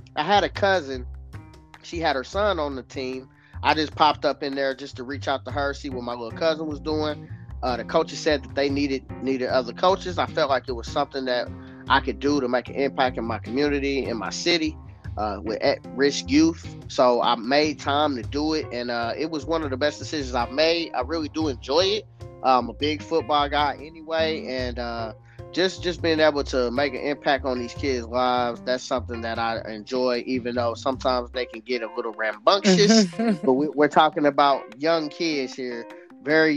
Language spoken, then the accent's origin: English; Indianapolis, Indiana, United States; here in my hometown, Indianapolis, Indiana